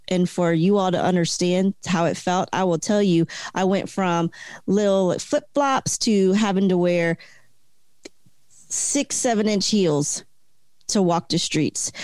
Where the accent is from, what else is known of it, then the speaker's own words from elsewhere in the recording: Delaware, United States; also born or lived in Florida; now in Hawaii, United States; I'm from originally from Delaware. So from the first state to the 50th, I'm like in a new place.